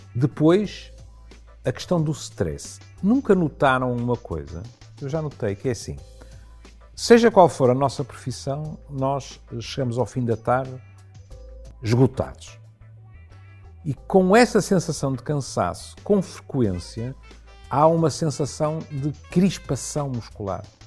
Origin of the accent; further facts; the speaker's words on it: Porto, Norte, Portugal; como tripeiro